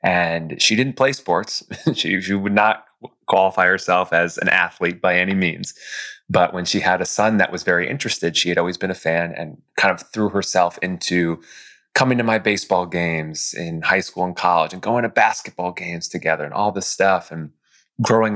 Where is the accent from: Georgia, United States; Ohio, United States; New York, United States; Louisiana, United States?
New York, United States; White Plains; I grew up just north of New York City in White Plains, New York.